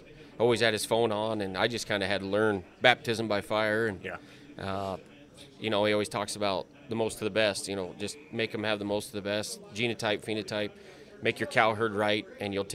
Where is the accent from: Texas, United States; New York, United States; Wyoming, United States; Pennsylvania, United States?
Wyoming, United States; moved away as an adult; also born or lived in Lusk, Wyoming / Campbell County, Wyoming; now in Nebraska, United States; my family homesteaded in the early 1900s in Lusk, and then I graduated from Campbell County High School, and then went to the University of Wyoming